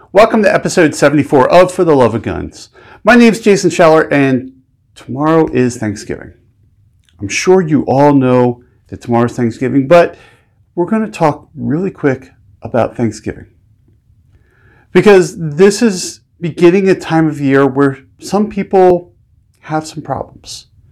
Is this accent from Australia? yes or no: no; United States; being an American